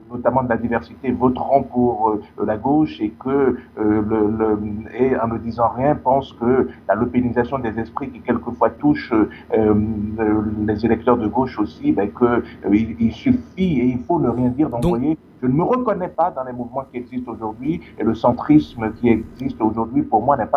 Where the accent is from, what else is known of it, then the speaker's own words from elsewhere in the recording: Île-de-France, France; Je sais que je viens des banlieues. Je sais que je viens de Seine-Saint-Denis.